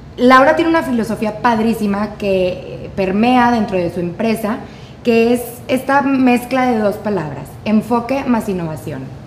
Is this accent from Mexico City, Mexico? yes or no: no; Monterrey, Nuevo León, Mexico; nosotros que estamos en Monterrey o que, o que somos regias